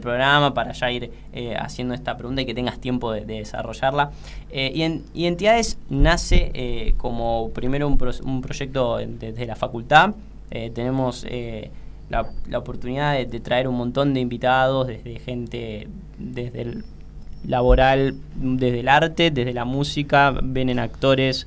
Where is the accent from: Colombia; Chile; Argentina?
Argentina; Ramos Mejía, Buenos Aires Province; yo acá viste con, con Mati somos de, de Ramos Mejía, de Villa Luzuriaga, eh, de lo que sería la, el partido de la matanza